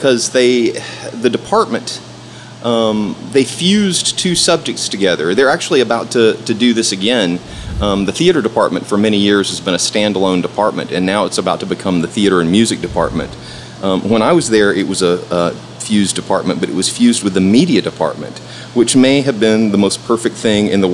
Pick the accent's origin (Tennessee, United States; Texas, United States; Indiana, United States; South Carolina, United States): Tennessee, United States; Erin; moved away as an adult; also born or lived in Detroit, Michigan; now in Memphis, United States; we moved to Middle Tennessee. That was where I was raised, a little town called Erin